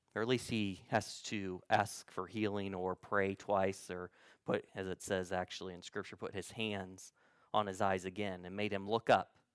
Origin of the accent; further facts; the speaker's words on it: Central Illinois, United States; I say, "Central Illinois."